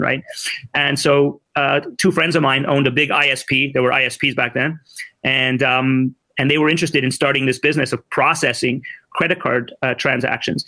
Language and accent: English; Montreal, Quebec, Canada; also born or lived in Ottawa; I'm a 55-year-old, born and bred in Montreal